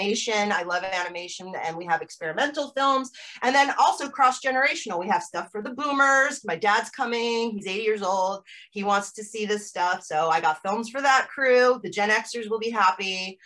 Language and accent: English; United States; moved away as an adult; also born or lived in Amsterdam, Netherlands / Norwich; as an American growing up in the 80s